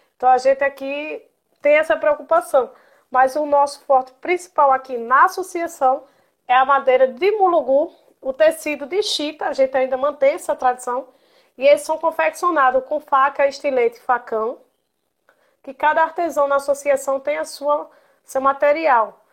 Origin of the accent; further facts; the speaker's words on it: Glória do Goitá, Pernambuco, Brazil; meu primeiro contato com o Mamulengo foi quando eu era criança, aqui em Glória do Goitá